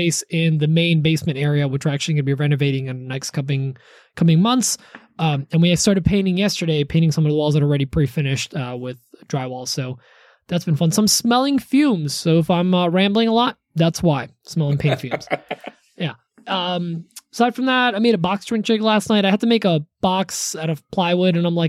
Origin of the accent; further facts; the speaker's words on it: Poland; I'm from Poland. We just have hot water that we put into it already. Because of the geysers in Poland.